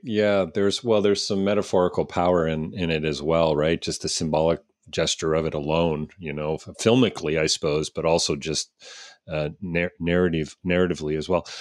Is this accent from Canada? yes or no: yes; Canada; as a Canadian